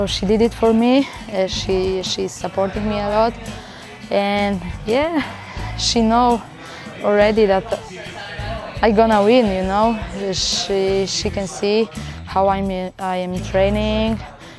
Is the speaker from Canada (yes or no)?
no; Poland; I'm from Poland